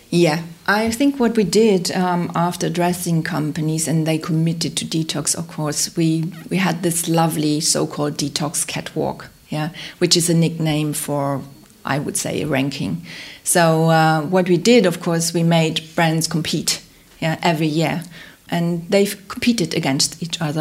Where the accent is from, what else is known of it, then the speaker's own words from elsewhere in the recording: Hamburg, Germany; I grew up in Hamburg.